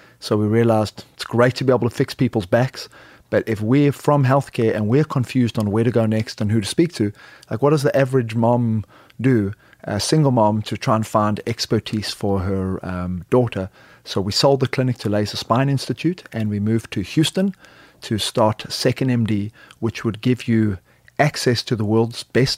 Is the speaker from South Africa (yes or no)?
yes; South Africa; moved away as an adult; now in United States; I am originally a South African, played rugby, moved to the U.S. to play rugby in Aspen, Colorado